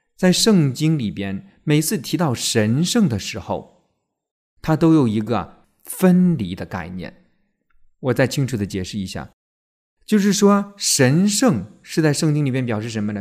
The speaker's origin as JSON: {"language": "Chinese", "country": "China", "said": "我们中国人"}